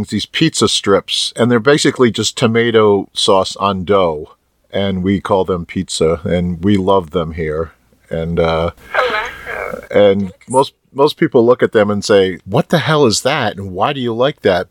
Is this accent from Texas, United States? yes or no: no; Rhode Island, United States; I'm from Rhode Island